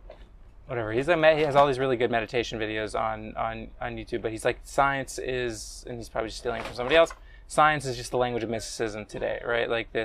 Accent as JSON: {"language": "English", "country": "United States", "said": "Is it because I'm Jewish or because I'm American, yeah, right?"}